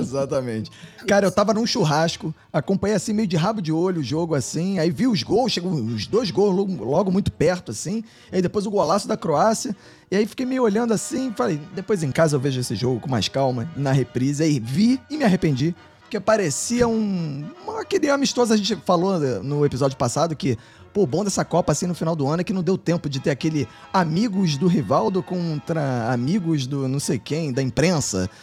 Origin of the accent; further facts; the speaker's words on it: Brazil; eu sou brasileiro.